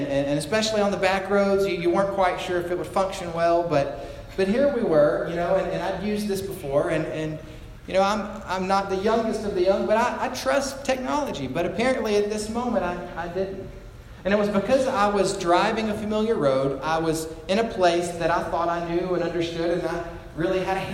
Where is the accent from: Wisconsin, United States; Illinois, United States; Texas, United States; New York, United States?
Texas, United States; Orange; now in Gatesville, United States; it's about a 30-minute trek to Orange, Texas, it's my hometown